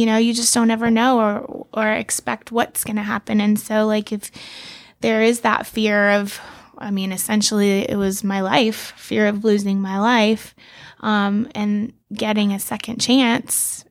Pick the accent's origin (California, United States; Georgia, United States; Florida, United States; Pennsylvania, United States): Florida, United States; Key West; I was born in Key West